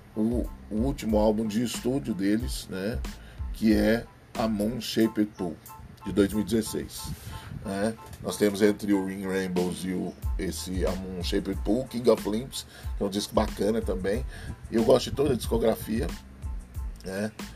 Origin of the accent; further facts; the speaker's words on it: Brazil; Sou brasileiro